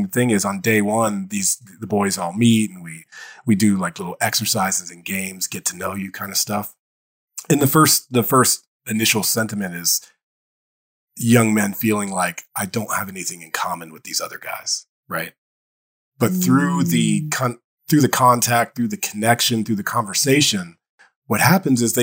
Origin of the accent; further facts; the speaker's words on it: Dayton, Ohio, United States; I grew up in Dayton, Ohio.